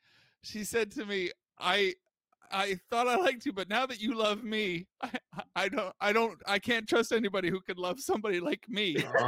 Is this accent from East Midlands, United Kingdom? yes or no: no; Scotland, United Kingdom; accent: Scottish; now in Los Angeles, United States; I don't want to be me with my Scottish accent.